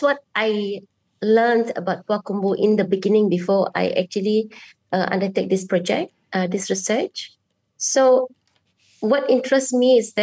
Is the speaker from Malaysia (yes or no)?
yes; Kuching, Sarawak, Malaysia; I'm a bidayuh from Kuching, Sarawak, and I am an anthropologist at the Department of Anthropology.